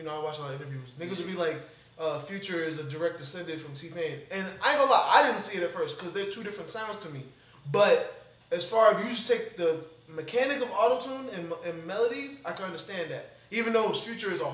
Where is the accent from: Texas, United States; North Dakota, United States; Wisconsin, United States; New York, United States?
New York, United States; also born or lived in Florida; I'm from New York. You know what I'm saying? But I spent time in Florida